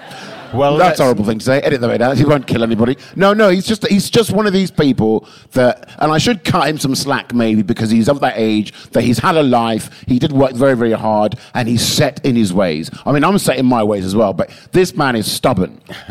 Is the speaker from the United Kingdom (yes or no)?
yes; England, United Kingdom; Well, yeah, because I spent too many years being so English.